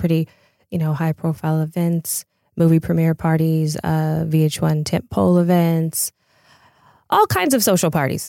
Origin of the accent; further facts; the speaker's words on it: Pasadena, California, United States; I'm originally from Pasadena